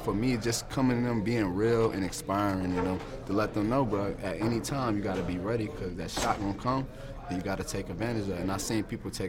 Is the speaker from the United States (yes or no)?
yes; Virginia, United States; I'm from Virginia, but we don't have a Canton, Ohio, you know.